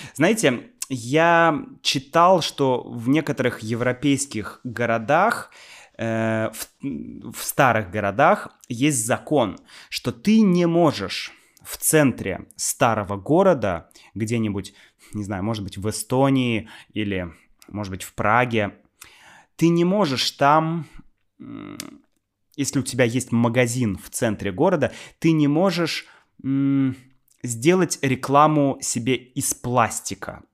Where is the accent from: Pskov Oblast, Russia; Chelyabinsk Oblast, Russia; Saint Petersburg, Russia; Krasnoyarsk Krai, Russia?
Saint Petersburg, Russia; я из Питера, там всё такое культурное